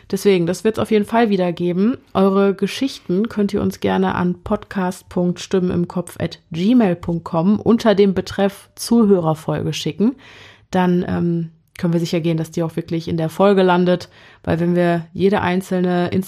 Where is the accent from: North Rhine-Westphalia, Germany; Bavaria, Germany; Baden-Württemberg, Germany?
North Rhine-Westphalia, Germany; Wir kommen aus NRW und genauer wollen wir das nicht beantworten, weil wir paranoid sind.